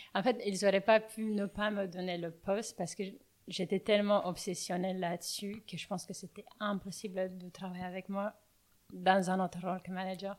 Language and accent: French; Bucharest, Romania; accent: Romanian; French is a second language; moved away as an adult; now in Paris, France; je viens de Roumanie, je viens de Bucarest.